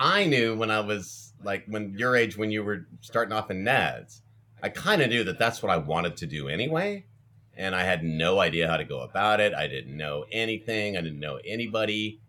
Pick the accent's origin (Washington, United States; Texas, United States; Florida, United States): Washington, United States; Ferndale; moved away; also born or lived in Los Angeles; But I'm from a small town. I grew up in Ferndale, Washington, and that had like 4,400 people